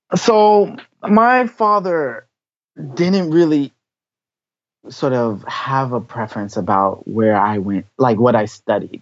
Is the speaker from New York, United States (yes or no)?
no; Washington, District of Columbia, United States; moved away as an adult; now in Tokyo, Japan; I grew up in Washington, D.C.